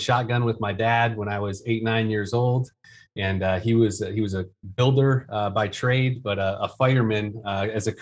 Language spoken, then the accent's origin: English; Detroit, Michigan, United States; now in Greenville, United States; I'm originally from Detroit area of Michigan.